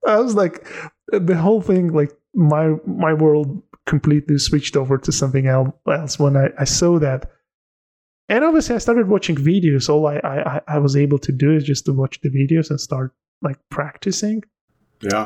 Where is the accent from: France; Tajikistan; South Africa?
Tajikistan; English is a second language; also born or lived in Turkey; now in London, United Kingdom; I'm from Tajikistan